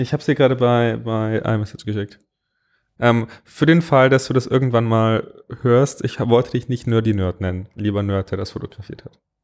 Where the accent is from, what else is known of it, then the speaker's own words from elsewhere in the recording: Bavaria, Germany; Ich komme aus Bayern